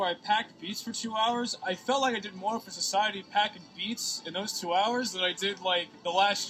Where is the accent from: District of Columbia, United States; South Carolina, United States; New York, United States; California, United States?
New York, United States; Kings Park; Originally Kings Park.